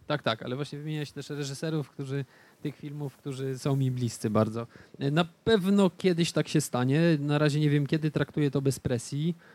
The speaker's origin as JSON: {"language": "Polish", "town": "Stargard", "region": "West Pomeranian Voivodeship", "country": "Poland", "tie": "born or raised there", "said": "w mieście, w którym się wychowywałem, w Stargardzie"}